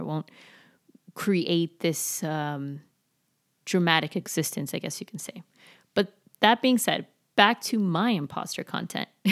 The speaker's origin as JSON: {"language": "English", "town": "Miami", "region": "Florida", "country": "United States", "tie": "born or raised there", "said": "I was super, super skinny growing up in Miami"}